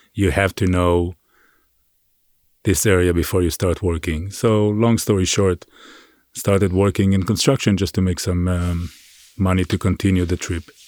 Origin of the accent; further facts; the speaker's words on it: Israel; now in New York City, United States; I grew up on a farm in Israel.